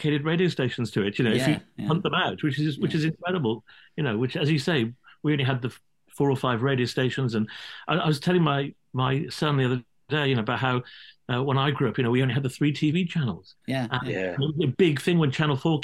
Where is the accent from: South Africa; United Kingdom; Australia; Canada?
United Kingdom; Cardiff, Wales; lifelong Cardiff fan and Cardiff rugby fan, because I'm from Cardiff